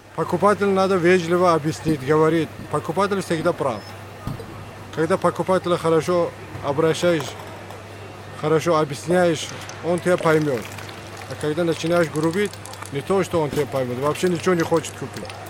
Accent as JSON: {"language": "Russian", "country": "Tajikistan", "moved": "yes", "lives_now": "Moscow, Russia", "said": "Я из Таджикистана"}